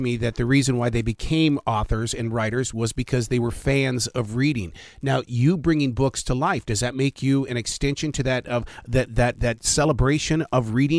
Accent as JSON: {"language": "English", "region": "Montana", "country": "United States", "said": "Because I'm from Montana, and Canada was just right there as my neighbor."}